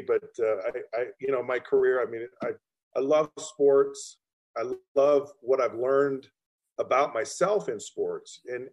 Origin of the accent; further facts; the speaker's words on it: Utah, United States; I grew up in a small town too. And I grew up in Utah